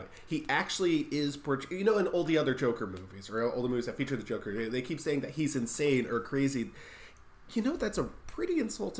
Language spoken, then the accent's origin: English; United States; I'm an American